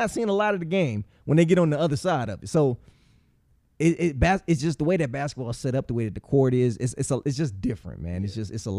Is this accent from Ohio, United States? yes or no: yes; Akron, Ohio, United States; I'm from Akron, nigga. Don't put that on me.